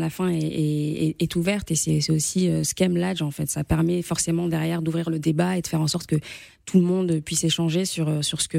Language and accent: French; France; Moi, je suis une Française d'aujourd'hui.